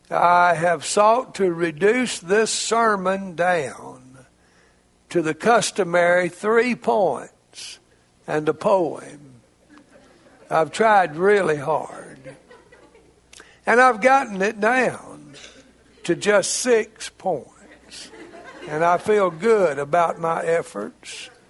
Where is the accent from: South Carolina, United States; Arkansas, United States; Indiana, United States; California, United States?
Arkansas, United States; It's not just because I'm a Razorback from Arkansas.